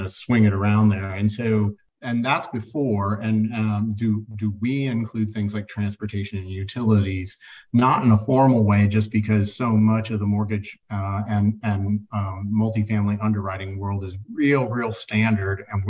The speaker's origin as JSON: {"language": "English", "region": "Ohio", "country": "United States", "also_born_or_lived": "Philadelphia", "moved": "yes", "said": "I'm originally from Ohio."}